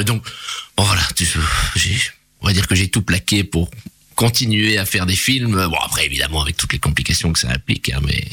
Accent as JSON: {"language": "French", "town": "Charleroi", "region": "Wallonia", "country": "Belgium", "tie": "born or raised there", "said": "je suis né à Charleroi"}